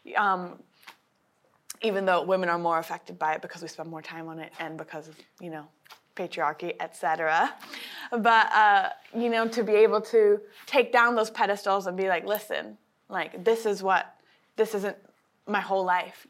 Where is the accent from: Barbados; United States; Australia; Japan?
Japan; I was raised in Japan